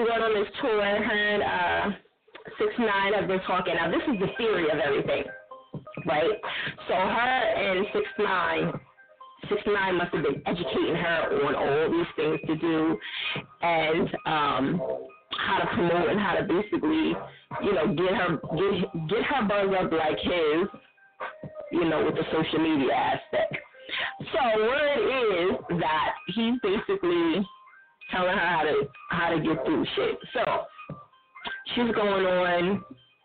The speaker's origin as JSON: {"language": "English", "region": "New Jersey", "country": "United States", "said": "I'm from Jersey"}